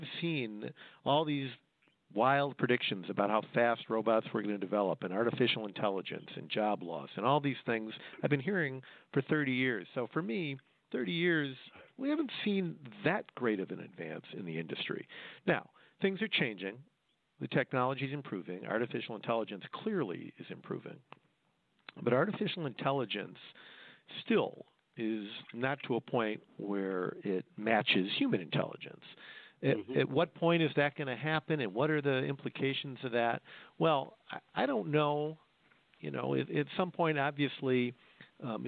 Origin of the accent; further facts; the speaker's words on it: Detroit, Michigan, United States; where I'm from the Detroit area